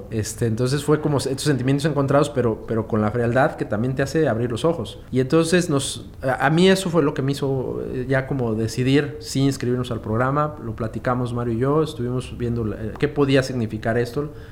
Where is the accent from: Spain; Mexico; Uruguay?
Mexico; Mexico City; now in Veracruz, Mexico; soy de la Ciudad de México, emigré a Veracruz hace casi 10 años y pues fue buscando una oportunidad de trabajo